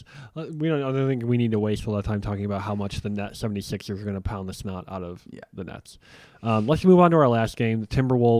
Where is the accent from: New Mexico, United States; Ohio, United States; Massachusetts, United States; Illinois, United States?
Illinois, United States; Chicago; As a Chicagoan